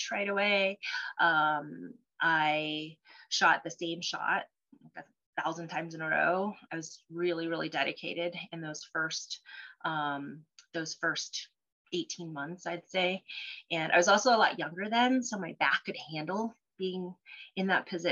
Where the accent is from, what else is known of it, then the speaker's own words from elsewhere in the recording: Colorado, United States; first language Cantonese; English is a second language; also born or lived in Cholon, Vietnam; I'm a Colorado native. I consider myself a native. I've been here since I was three